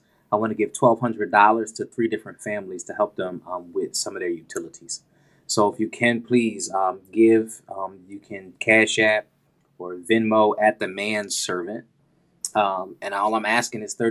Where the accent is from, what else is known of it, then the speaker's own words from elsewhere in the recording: Port St. Lucie, Florida, United States; moved away; From Sunnyside, Port St. Lucie, Florida, back at my hometown, representing PSL